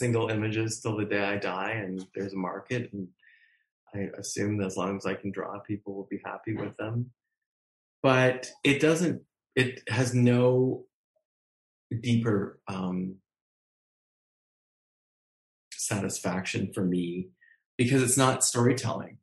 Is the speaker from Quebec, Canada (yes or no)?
no; Ontario, Canada; I was born in Canada